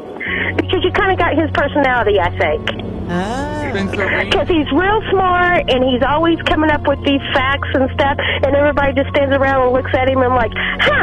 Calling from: Fayetteville, Arkansas, United States; I'm calling from Fayetteville.

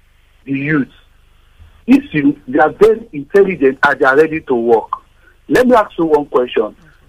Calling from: Surulere, Lagos, Nigeria; Yeah, I'm calling from Surulere.

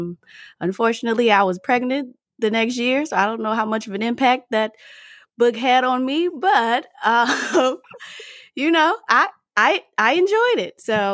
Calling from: Washington, District of Columbia, United States; I come to you from the Washington, D.C. metro area, and I am an engineer by day.

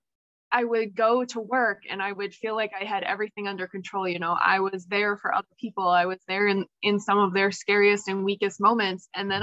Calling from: New Hampshire, United States; I am calling in from New Hampshire, where it is currently 3 degrees.

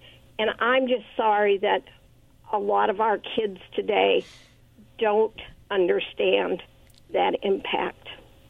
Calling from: Richland, United States; I'm … from Richland.

